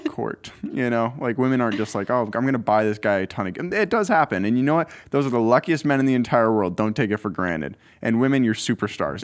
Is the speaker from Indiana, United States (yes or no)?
no; Eugene, Oregon, United States; I grew up right here in Eugene. I was born in my house.